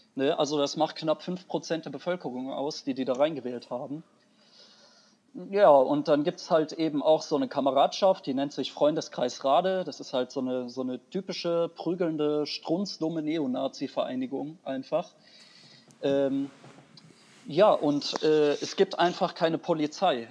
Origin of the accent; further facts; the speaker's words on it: Wuppertal, North Rhine-Westphalia, Germany; also ich komme eigentlich aus Wuppertal, ich bin Wuppertaler.